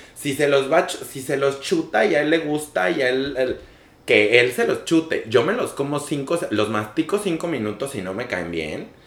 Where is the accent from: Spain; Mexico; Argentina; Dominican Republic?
Mexico; yo soy un muchachillo mexicano, latino